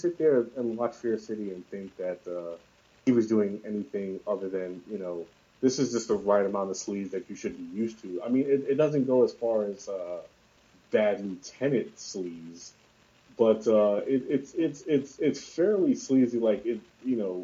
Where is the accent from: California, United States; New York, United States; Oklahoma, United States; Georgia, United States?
New York, United States; New York City; I grew up all my life in New York City